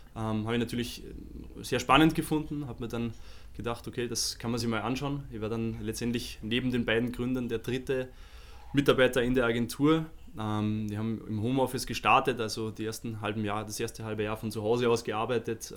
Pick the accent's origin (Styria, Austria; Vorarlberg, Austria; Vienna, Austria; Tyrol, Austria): Vienna, Austria; moved away as an adult; now in Munich, Germany; ich bin ja gebürtiger Wiener und bin in Wien studiert